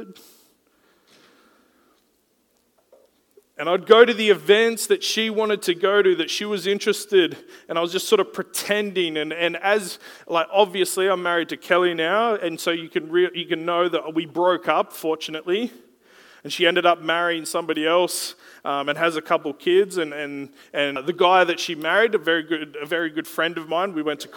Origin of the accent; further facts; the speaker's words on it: Gold Coast, Queensland, Australia; I was from the Gold Coast.